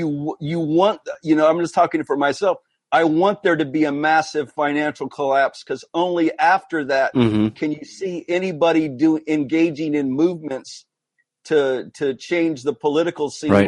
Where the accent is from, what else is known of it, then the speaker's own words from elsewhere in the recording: United States; I just want to make this last statement and I'm going to get up, but I'm from the United States